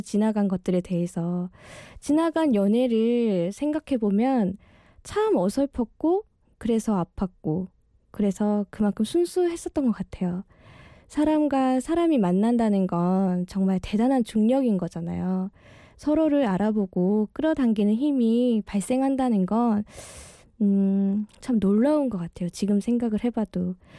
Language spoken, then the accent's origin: Korean; Daegu, South Korea; moved away as an adult; now in Seoul, South Korea; 저희가 대구에서 온 이 촌 아가씨들이